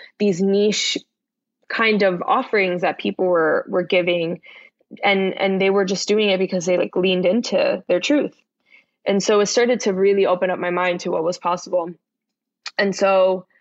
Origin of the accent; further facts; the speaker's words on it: Miami, Florida, United States; moved away; also born or lived in Bronx, New York; I'm from the Bronx, but grew up in Miami